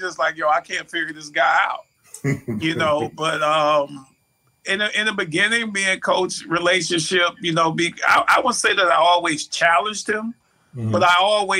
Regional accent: Mobile, Alabama, United States; moved away; also born or lived in Detroit; Even as a kid growing up in Mobile, Alabama, I used to go to the Mardi Gras as a kid

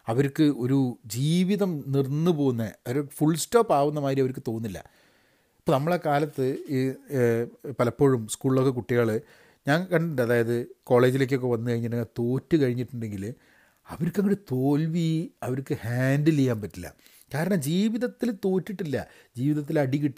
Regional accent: Kerala, India; മലയാളികൾ എന്നുള്ള രീതിയിൽ നമുക്ക് കുറച്ച് പുച്ഛം കൂടുതലാണ്

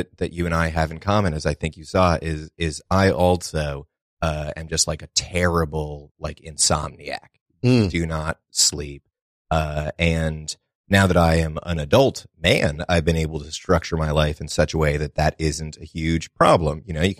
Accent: Massachusetts, United States; I'm from Massachusetts originally, an area called known as like the little five college area, a lot of colleges around it. It's, you know, it's a nice little spot, very woodsy, you know. Grew up in the middle of a big, like, 100-acre woods

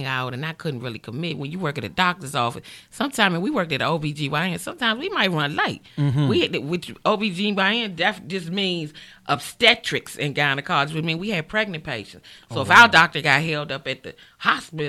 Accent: Washington, District of Columbia, United States; accent: D.C.; I'm born and raised in Washington, D.C., South Side

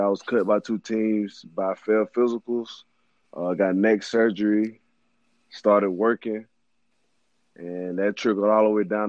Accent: Mobile, Alabama, United States; Man, I'm from Mobile, Alabama, born and raised, a single-parent home, five-star recruit coming out of high school, played at St. Paul's Episcopal, attended Auburn University, of course, played 4 years.

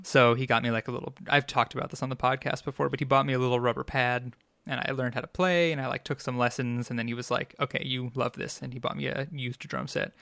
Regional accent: Long Island, New York, United States; accent: Long Islander; I grew up on Long Island, and, uh, I'm a New Yorker, through and through

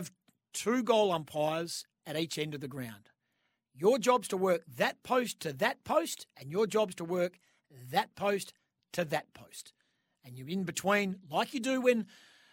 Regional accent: Western Australia, Australia; my home state in Western Australia

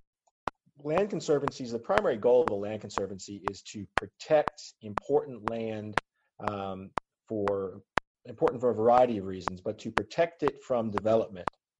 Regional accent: Southwest Virginia, United States; growing up in Southwest Virginia

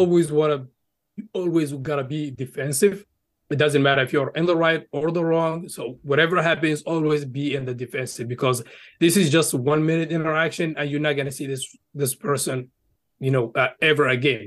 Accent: Egypt; now in United States; I did grow up in Egypt. So I lived there for, you know, for, uh, almost twelve years and then migrated to the U S back in, uh, twenty twelve.

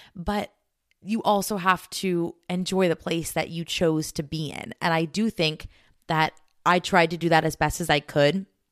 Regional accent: United States; me as an American traveling to different countries

